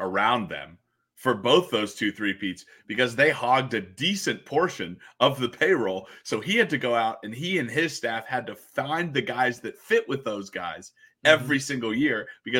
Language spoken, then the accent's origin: English; Denver, Colorado, United States; moved away; when we were kids growing up in Denver